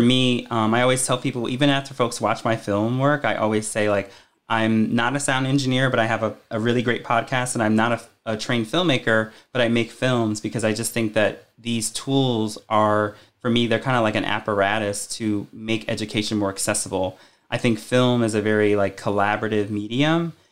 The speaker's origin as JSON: {"language": "English", "region": "Connecticut", "country": "United States", "moved": "as an adult", "lives_now": "Richmond, United States", "said": "I'm originally from Connecticut"}